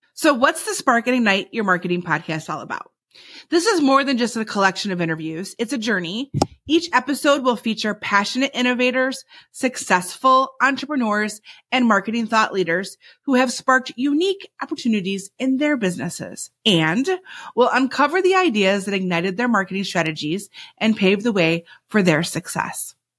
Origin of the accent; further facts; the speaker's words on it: Michigan, United States; also born or lived in Alabama / Brazil / Spain / North Carolina; now in Pennsylvania, United States; I was born in Alabama, raised in Michigan, and I've lived in Brazil, Spain, North Carolina, Virginia, and now Pennsylvania